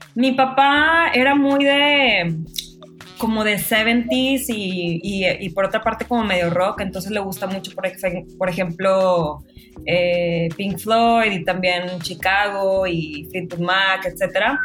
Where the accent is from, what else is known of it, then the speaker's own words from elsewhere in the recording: Monterrey, Nuevo León, Mexico; moved away as an adult; now in Mexico City, Mexico; soy de Monterrey, pero vivo en México hace, en la Ciudad de México hace dos años y medio